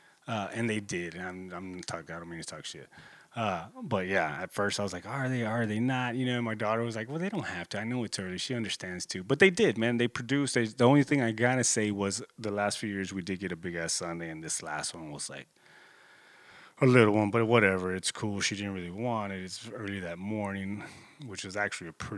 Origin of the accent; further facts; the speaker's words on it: Corpus Christi, Texas, United States; my hometown, you know, I'm in Corpus Christi, 361